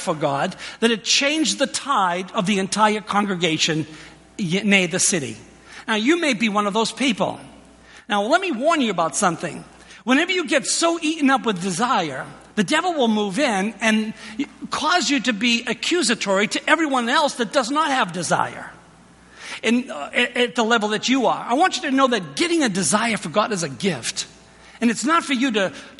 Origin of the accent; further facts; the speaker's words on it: Boston, Massachusetts, United States; moved away; also born or lived in New York; I was born in Boston in St. Elizabeth's Hospital